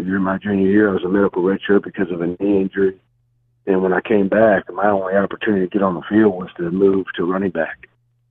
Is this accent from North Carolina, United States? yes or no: no; Bayville, New Jersey, United States; I'm actually from Bayville, New Jersey